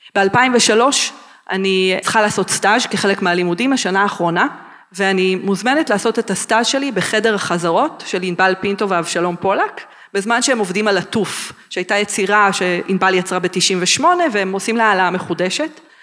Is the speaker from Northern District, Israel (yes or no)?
no; Gderot Regional Council, Central District, Israel; גדלתי ביישובי גדרות, במושב הסרט, ולאחר מכן בסטודיו של אורנה גלס בגדרה